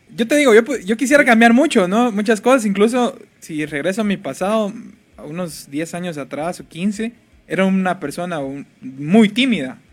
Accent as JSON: {"language": "Spanish", "town": "Jalpatagua", "region": "Jutiapa", "country": "Guatemala", "moved": "yes", "said": "yo no soy de aquí sino que yo soy de Jalpatagua"}